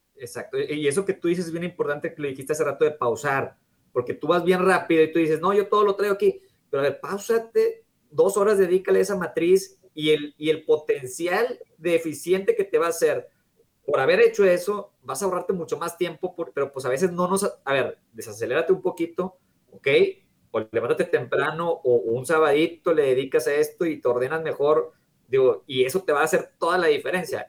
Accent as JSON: {"language": "Spanish", "country": "Mexico", "said": "México estamos un poco retrasados"}